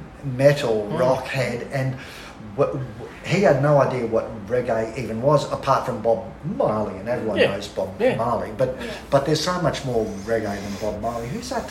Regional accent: Fingal Bay, New South Wales, Australia; also born or lived in Nelson Bay; Mike and I grew up in Fingal.

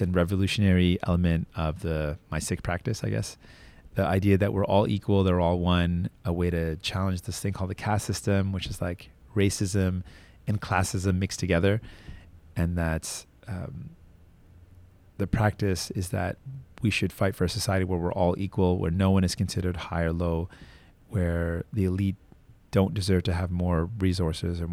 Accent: Toronto, Ontario, Canada; I was born in Toronto, born in Scarborough

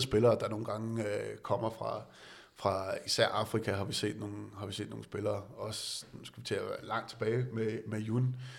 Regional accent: Denmark; som dansker

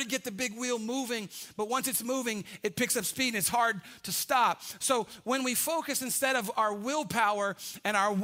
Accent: United States; I'm American

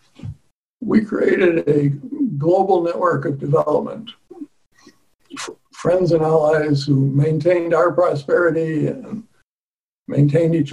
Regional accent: United States; an American

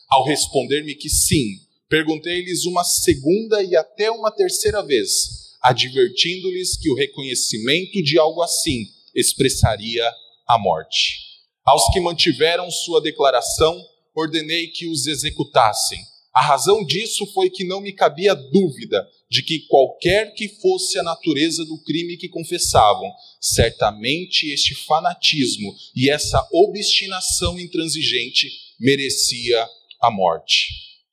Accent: Brazil; Nós somos brasileiros

